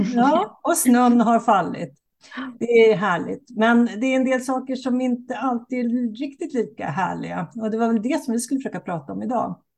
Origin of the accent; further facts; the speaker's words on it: Sweden; vi som svenskar och som bor i Sverige